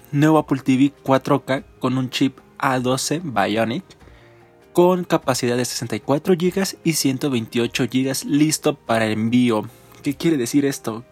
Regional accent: Mexico; nosotros como mexicanos

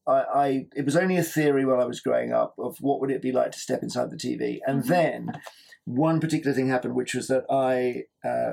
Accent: Cheam, London, United Kingdom; moved away; I was brought up in Cheam in Surrey.

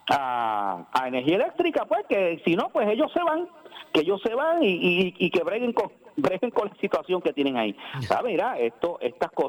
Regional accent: Ponce, Puerto Rico; born there; entonces va a haber que cambiar el nombre a la, ciudad donde yo nací

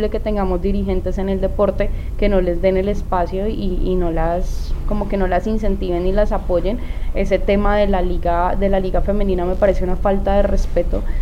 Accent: Cajamarca, Tolima, Colombia; now in Ibagué, Colombia; tolimense, orgullosa de, mi tierra, Cajamarca Tolima, la despensa agrícola de Colombia.

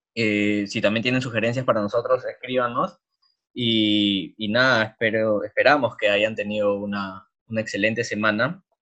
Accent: Lima, Peru; como peruanos, o sea, como limeños

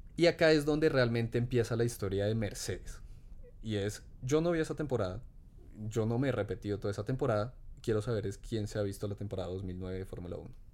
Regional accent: Colombia

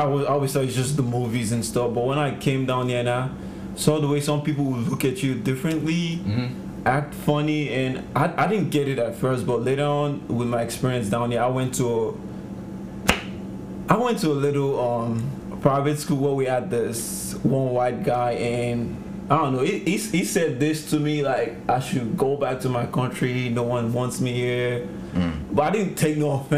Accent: Nigeria; now in United States; Growing up in Nigeria

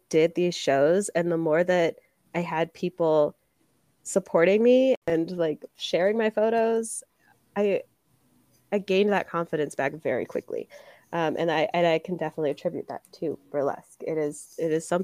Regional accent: Milwaukee, Wisconsin, United States; now in Des Moines, United States; my hometown, Milwaukee.

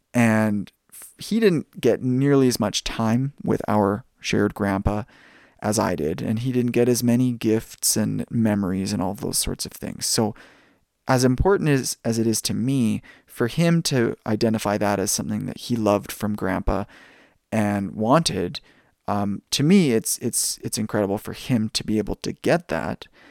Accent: Langley, British Columbia, Canada; also born or lived in United States; being a Canadian and spending most of my time growing up in Canada

